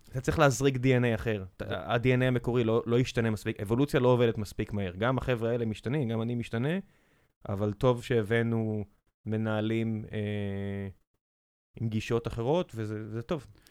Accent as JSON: {"language": "Hebrew", "town": "Beersheba", "region": "Southern District", "country": "Israel", "tie": "born or raised there", "also_born_or_lived": "Tel Aviv", "moved": "yes", "said": "כילד באר שבעי, ואז כשעברנו לתל אביב"}